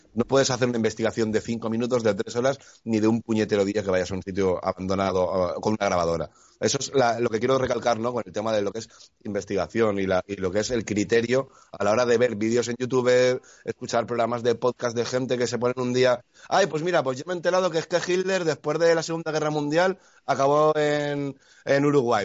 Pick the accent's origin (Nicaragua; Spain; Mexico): Spain; en mi pueblo, Esteban, eh, aquí en España